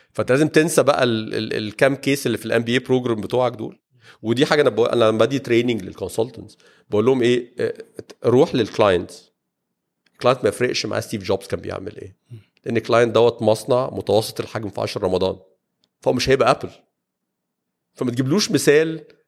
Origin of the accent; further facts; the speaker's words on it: Egypt; عندنا في مصر